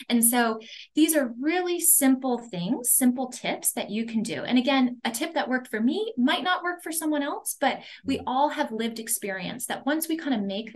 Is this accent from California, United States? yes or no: yes; Los Angeles, California, United States; moved away as an adult; also born or lived in Boston; I'm from Los Angeles, so I was going to college in Boston